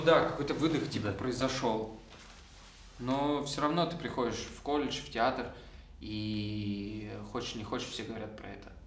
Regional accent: Kopeysk, Chelyabinsk Oblast, Russia; now in Moscow, Russia; Я из города Копейск, такой есть город в Челябинской области.

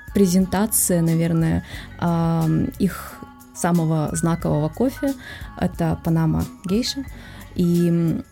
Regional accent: Russia; мы из России

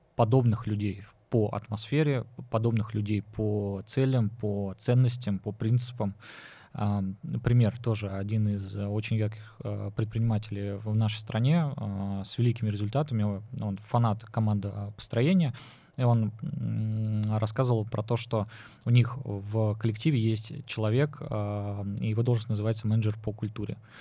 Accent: Nizhny Novgorod, Nizhny Novgorod Oblast, Russia; я вот Нижегородец

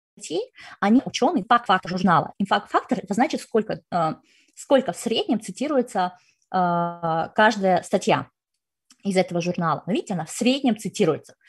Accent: Kazakhstan; я сама из Казахстана

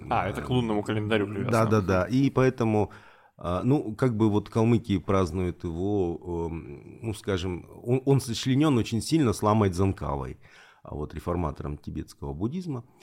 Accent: Rostov Oblast, Russia; я вообще, конечно, выходец вообще из Сальского района Ростовской области, потому что я из той части калмыков, которые были донскими казаками.

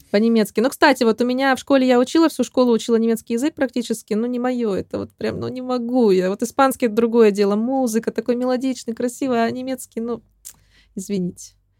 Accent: Chelyabinsk, Chelyabinsk Oblast, Russia; now in Spain; в моем родном Челябинске

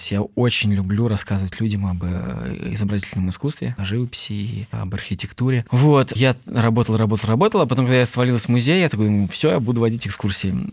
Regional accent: Moscow, Russia; Мне 32 года, я родился и вырос в Москве.

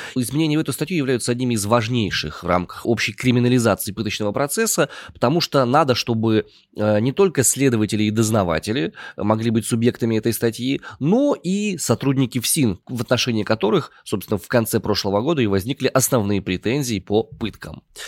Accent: Omsk, Omsk Oblast, Russia; я родом из Омска

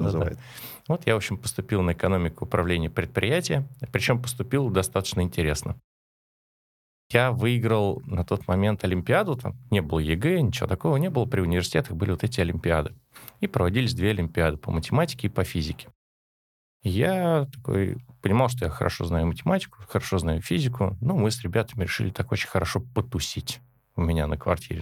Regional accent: Moscow, Russia; Родился я еще в Советском Союзе, в Москве, в семье коренных москвичей

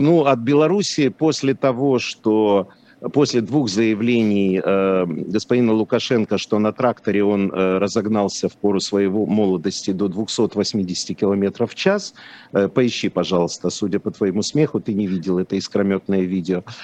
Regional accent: Lviv, Lviv Oblast, Ukraine; born or raised there; first language Polish; Russian is a second language; moved away

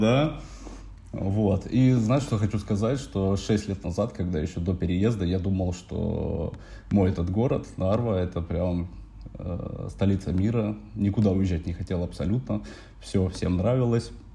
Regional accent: Narva, Ida-Viru County, Estonia; moved away as an adult; now in Tallinn, Estonia; родом из Нарвы

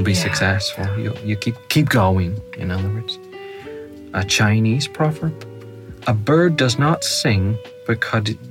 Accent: Northern Ireland, United Kingdom; accent: Northern Irish; It's my Northern Irish accent, so it is.

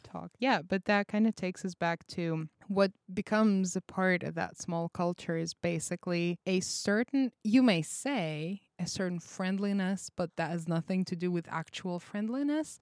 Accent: Russia; English is a second language; moved away; I'm a foreign exchange student, so I come from a different part of the world. That being um, Russia.

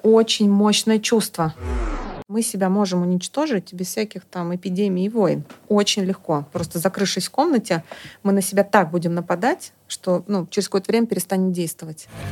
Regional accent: Estonia; moved away; also born or lived in Germany; я в Эстонии жила, и э, да, я, собственно, оттуда

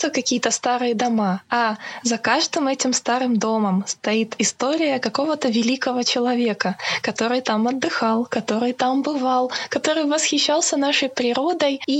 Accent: Krasnodar, Krasnodar Krai, Russia; moved away as an adult; now in Kislovodsk, Russia; записываю эти ответы в Краснодаре, в своем доме, откуда я уехала несколько лет назад. Я родилась в Краснодаре, в столице Краснодарского края, провела здесь детство, юность, училась здесь в университете.

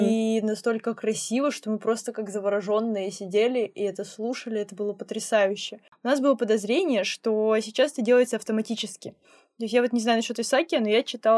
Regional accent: Tomsk, Tomsk Oblast, Russia; я из Томска

